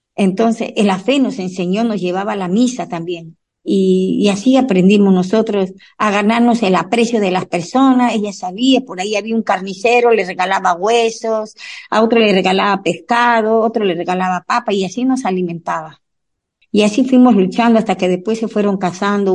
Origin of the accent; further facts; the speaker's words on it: Puno, Peru; moved away as an adult; also born or lived in Lima, Peru; now in United States; Yo nací en el Perú, en Puno, Ahí hay un lago, el lago más alto del mundo, el lago Titicaca. Entonces nos criamos con esas costumbres y después nos vinimos a Lima